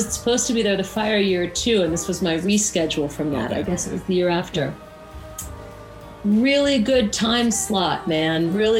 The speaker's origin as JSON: {"language": "English", "town": "Woodstock", "region": "New York", "country": "United States", "tie": "born or raised there", "said": "I come from Woodstock, and I was born and raised here. And my dad was a musician named …, who was in a group called …."}